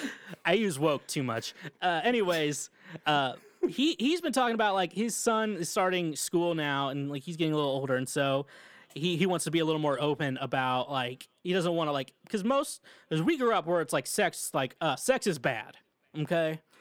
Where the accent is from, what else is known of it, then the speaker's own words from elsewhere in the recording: Midwest, United States; I'm from the Midwest, I can't say words